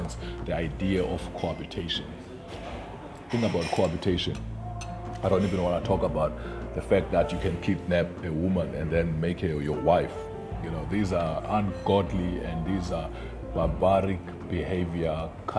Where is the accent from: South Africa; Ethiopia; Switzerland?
South Africa; Ngcobo, Eastern Cape; I come from Eastern Cape. I was born in Ngcobo, and you know, it's a kwaveju. I grew up there.